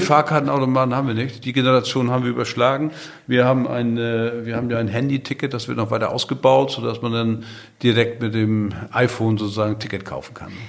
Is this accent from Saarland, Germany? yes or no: no; Nordstrand, Schleswig-Holstein, Germany; now in Sylt, Germany; Geboren bin ich auf Nordstrand. Ne? Das ist ja eine Halbinsel, damit bin ich ja ein Halbinsulaner. Aber auf Sylt wohne ich seit Anfang der 80er Jahre oder genau seit 1981.